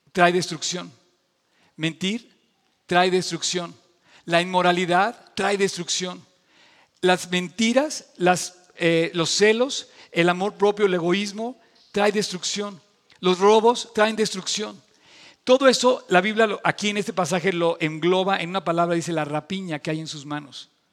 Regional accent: Mexico

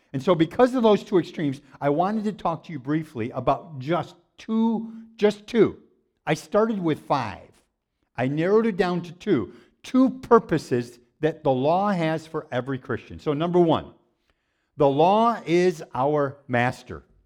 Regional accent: Waterloo, New York, United States; I grew up in Waterloo, New York

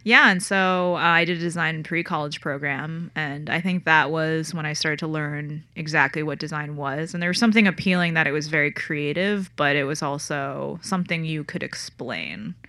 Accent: Connecticut, United States; I grew up in Connecticut

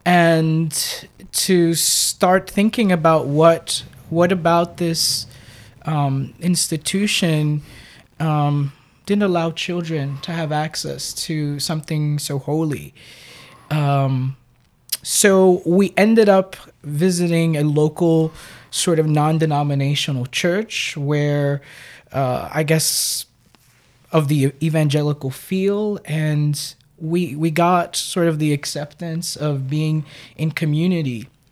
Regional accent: New York City, New York, United States; I was born and raised in Brooklyn in what's now a hip neighborhood called Red Hook

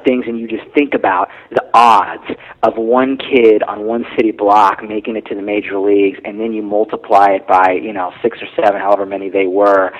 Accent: San Diego, California, United States; I'm from San Diego

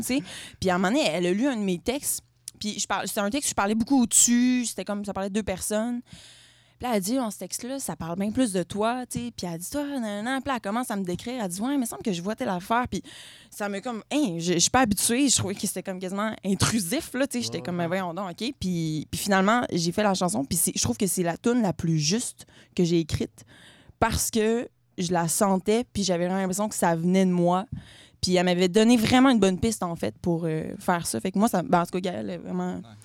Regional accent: Quebec City, Quebec, Canada; je viens de la ville de Québec

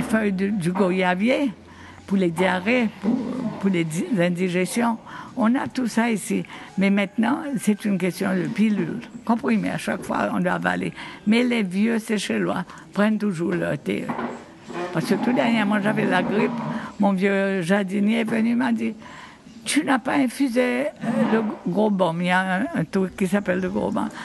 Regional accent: Victoria, Seychelles; je me souviens quand j'étais petite, on habitait à Victoria

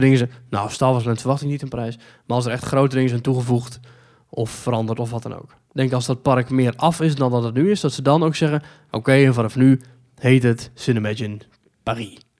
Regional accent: Netherlands; wij als Nederlanders

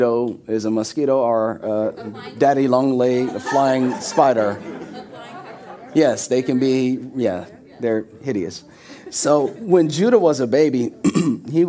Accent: Florida, United States; moved away as an adult; someone who was born and raised in Florida, 29 years of my life

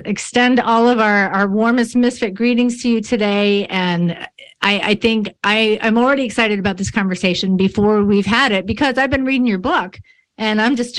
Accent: New York, United States; But I'm actually from the other side of the state where we talk like this.

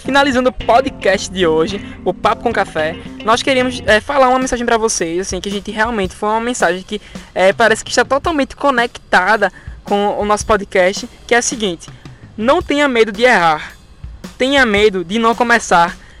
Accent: Recife, Pernambuco, Brazil; eu sou de Recife

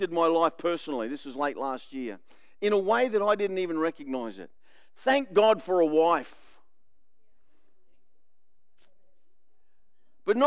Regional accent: Australia; I'm the Aussie male

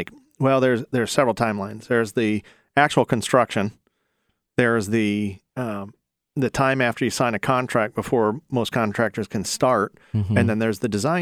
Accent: Sylvania, Ohio, United States; I'm from the Toledo area, Sylvania, right. Ohio

